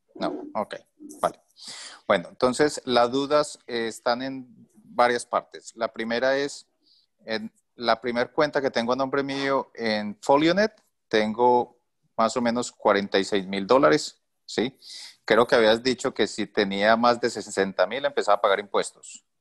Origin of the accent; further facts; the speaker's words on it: Colombia; moved away as an adult; now in Toronto, Canada; soy colombiano, pero estoy viviendo en este momento en Canadá. Hace un año vivimos en Canadá, nos vinimos como refugiados.